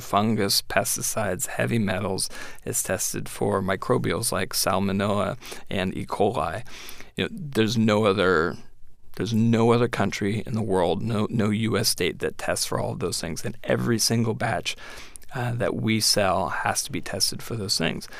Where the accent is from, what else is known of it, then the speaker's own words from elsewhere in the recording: San Francisco, California, United States; moved away as an adult; also born or lived in Berkeley; now in Washington, United States; I grew up in San Francisco, and I went to Berkeley